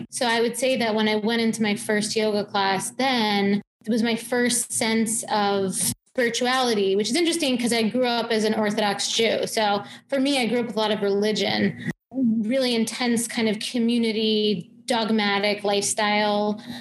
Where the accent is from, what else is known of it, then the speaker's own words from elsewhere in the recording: Long Island, New York, United States; Yorker, born and bred, but I grew up in Long Island. So I grew up there and then actually went to NYU for my undergrad and also for my grad. So I graduated in 2003. So I've actually been here in New York City for almost 22